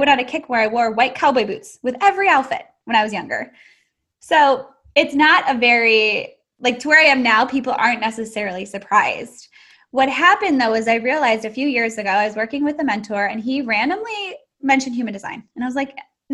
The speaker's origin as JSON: {"language": "English", "town": "Chicago", "region": "Illinois", "country": "United States", "moved": "yes", "lives_now": "Houston, United States", "said": "I'm in Houston, Texas. I'm from Chicago originally."}